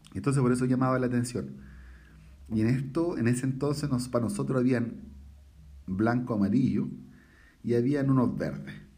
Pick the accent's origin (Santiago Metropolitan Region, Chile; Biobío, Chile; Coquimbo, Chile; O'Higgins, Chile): Santiago Metropolitan Region, Chile; Santiago; also born or lived in La Pintana; yo soy chileno, tengo 41 años